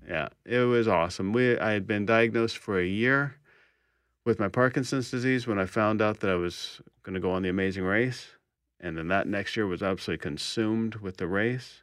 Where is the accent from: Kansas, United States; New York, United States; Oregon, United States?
Kansas, United States; Kansas City; moved away as an adult; also born or lived in Texas; now in Winnipeg, Canada; I was born in Texas, was raised in Kansas, and I've lived in Winnipeg now twenty-eight years.